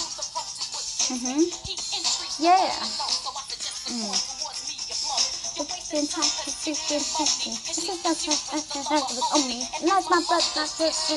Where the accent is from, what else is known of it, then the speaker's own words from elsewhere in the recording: Seattle, Washington, United States; I grew up in the heart of Seattle